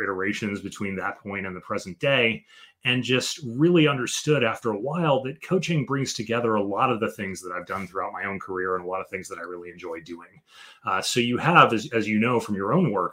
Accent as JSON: {"language": "English", "town": "Chicago", "region": "Illinois", "country": "United States", "tie": "born or raised there", "moved": "as an adult", "lives_now": "Washington, D.C. area, United States", "said": "I was born in Chicago, Illinois, and raised in the Chicago area, went to college in the Chicago area"}